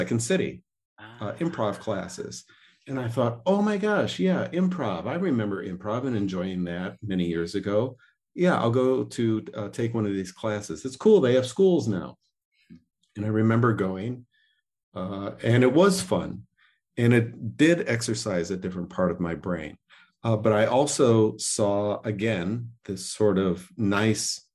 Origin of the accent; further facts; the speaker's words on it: Joliet, Illinois, United States; moved away; also born or lived in Chicago; I grew up in Joliet, but I've lived in Chicago for many, many years